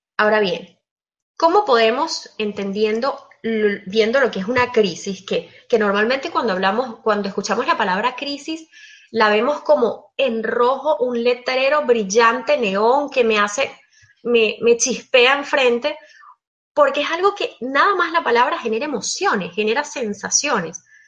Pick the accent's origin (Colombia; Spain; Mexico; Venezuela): Venezuela; moved away as an adult; now in Belgium; Emigré, yo soy venezolana, actualmente estoy viviendo en Bélgica